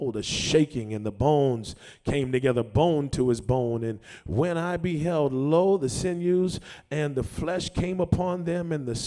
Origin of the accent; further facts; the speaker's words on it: Boston, Massachusetts, United States; I grew up in Morningstar Baptist Church, 1257 Blue Hill Ave, Mattapan, Massachusetts, 02126.